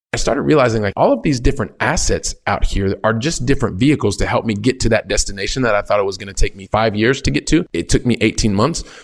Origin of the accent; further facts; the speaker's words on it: Columbus, Ohio, United States; moved away as an adult; also born or lived in France / Italy; now in Barcelona, Spain; I'm a kid from Columbus, Ohio, very Midwest